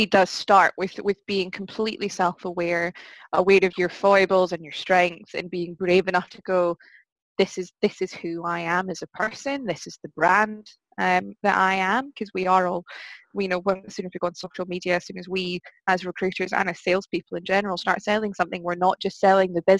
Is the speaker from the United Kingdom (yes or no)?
yes; Aberdeen, Scotland, United Kingdom; accent: Aberdonian; moved away; my Aberdeenian accent